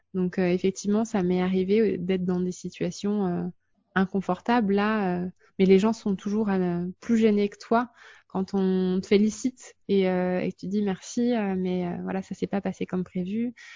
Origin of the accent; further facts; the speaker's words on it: France; now in Luxembourg; nous, en tant que Français